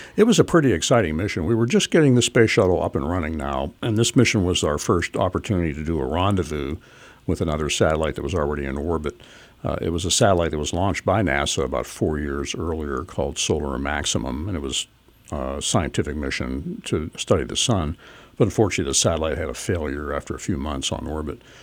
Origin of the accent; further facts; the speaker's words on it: Pittsburgh, Pennsylvania, United States; moved away as an adult; also born or lived in New Jersey; I grew up in Pittsburgh